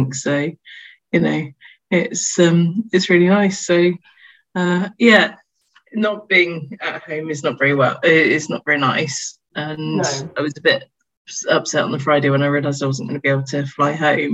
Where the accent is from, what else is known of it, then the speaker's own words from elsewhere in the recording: United Kingdom; I'm British.